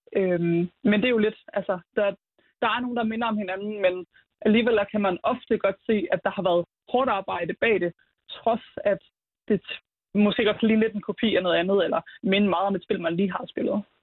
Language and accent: Danish; Herning, Central Denmark Region, Denmark; now in Grenaa, Denmark; Oprindeligt fra Herning, men er så tilflytter til Greno grundet en uddannelse